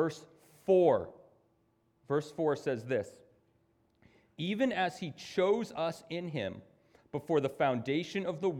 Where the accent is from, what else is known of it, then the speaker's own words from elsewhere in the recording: United States; as an American